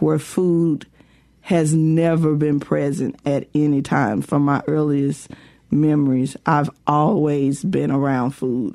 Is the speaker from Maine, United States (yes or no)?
no; West Point, Mississippi, United States; growing up in West Point during the summers